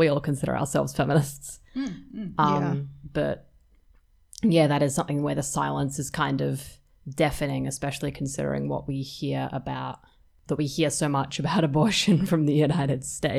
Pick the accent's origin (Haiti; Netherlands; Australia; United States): Australia; also born or lived in Western Australia; we're all Australian women